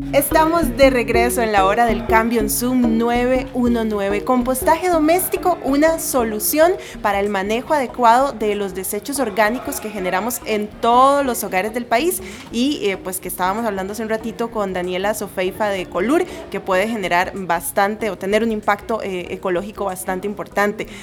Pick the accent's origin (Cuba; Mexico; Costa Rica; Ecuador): Costa Rica; nuestro país